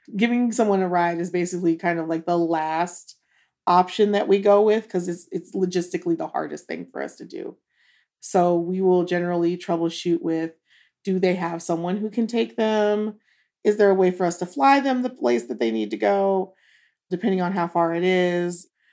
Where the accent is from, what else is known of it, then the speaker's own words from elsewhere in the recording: Duluth, Minnesota, United States; now in Jackson, Mississippi, United States; I was born in Duluth, Minnesota